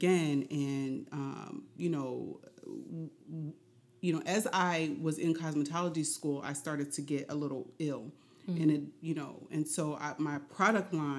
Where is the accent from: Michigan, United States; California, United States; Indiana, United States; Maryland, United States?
Indiana, United States; Indianapolis; now in Philadelphia, United States; I'm originally from Indianapolis, Indiana, and I am a hairstylist. And I originally moved here to Philadelphia